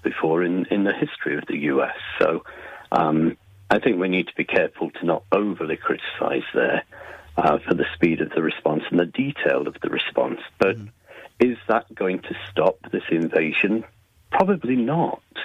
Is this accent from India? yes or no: no; England, United Kingdom; I'm originally from England